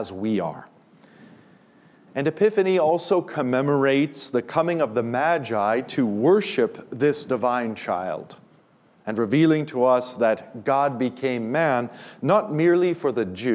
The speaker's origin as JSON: {"language": "English", "country": "United States", "said": "our biggest problem as American Christians"}